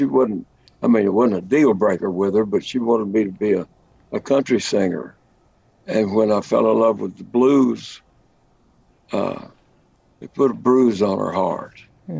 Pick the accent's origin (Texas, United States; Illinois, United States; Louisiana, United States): Texas, United States; Lubbock; I grew up in Lubbock, Texas, hub of the plains, the Llano Estacado, as the Spaniards called it.